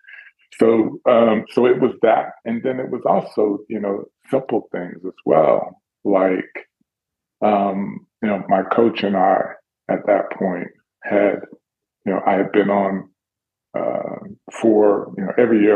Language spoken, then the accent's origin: English; Dallas, Texas, United States; I'm from Dallas, so it's not my city